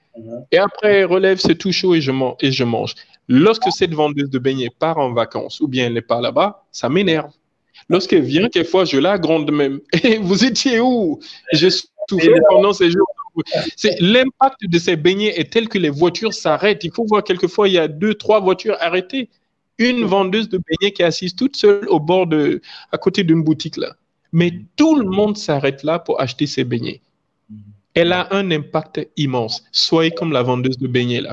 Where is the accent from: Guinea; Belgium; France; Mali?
Guinea; chez nous en Guinée